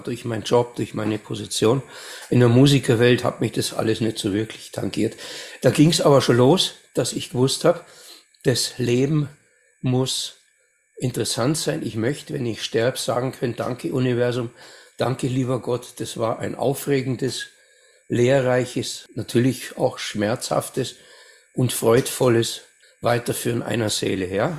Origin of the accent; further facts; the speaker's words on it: Amberg, Bavaria, Germany; also born or lived in Munich; Ich bin in Bayern in Amberg geboren, 1958.